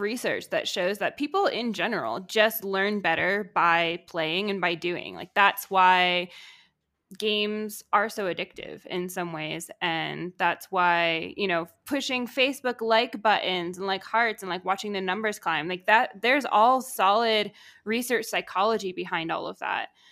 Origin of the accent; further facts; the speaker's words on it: Connecticut, United States; moved away as an adult; also born or lived in Georgia; I grew up in Connecticut